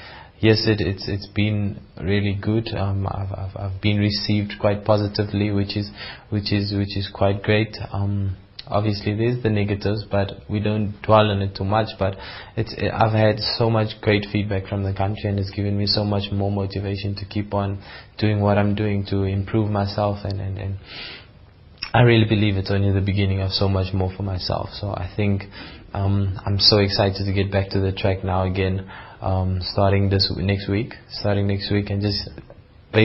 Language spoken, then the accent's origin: English; South Africa; South African athletes